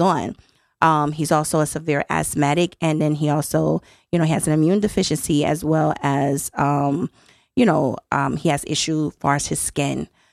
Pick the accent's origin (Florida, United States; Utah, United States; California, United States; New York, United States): Florida, United States; Miami; moved away as an adult; now in Connecticut, United States; I'm from Miami, hmm, Florida